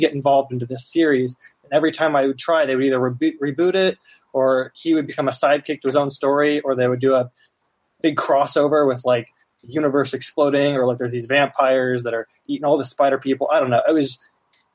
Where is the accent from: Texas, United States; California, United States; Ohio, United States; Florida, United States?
Ohio, United States; Dayton; moved away as an adult; now in Cincinnati, United States; I'm from Dayton, but I'm going to college right now in Cincinnati